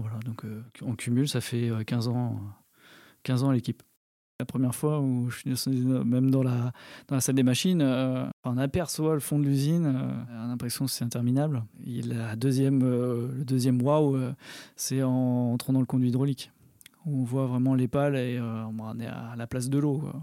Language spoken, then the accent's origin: French; Brittany, France; je suis breton